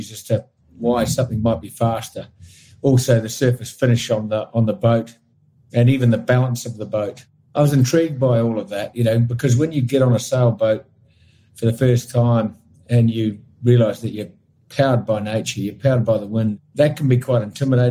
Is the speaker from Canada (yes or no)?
no; New Zealand; I grew up in New Zealand, and my family were connected with sailing